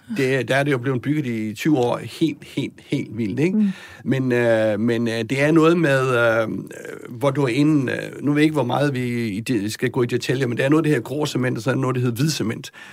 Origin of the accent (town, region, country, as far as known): Southern Jutland, Southern Denmark, Denmark; moved away